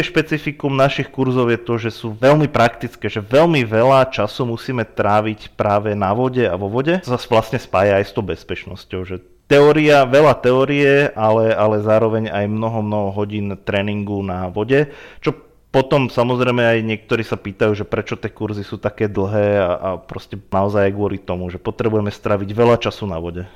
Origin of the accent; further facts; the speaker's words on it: Bojnice, Trenčín Region, Slovakia; moved away as an adult; also born or lived in Prievidza; now in Banská Bystrica, Slovakia; ja som sa presťahoval do Banskej Bystrice, začal som tu pracovať, bo pôvodne som teda z Bojnic